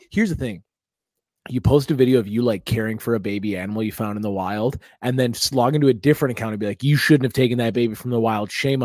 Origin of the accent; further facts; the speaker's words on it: United States; As an American